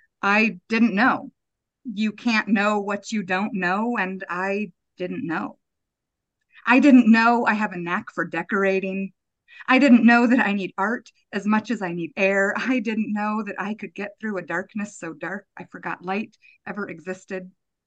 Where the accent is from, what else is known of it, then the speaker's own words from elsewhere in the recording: Buenos Aires, Argentina; So I grew up in Argentina. We were in Buenos Aires. We moved there in 93. So I would have been in third grade, and then I stayed till I graduated high school.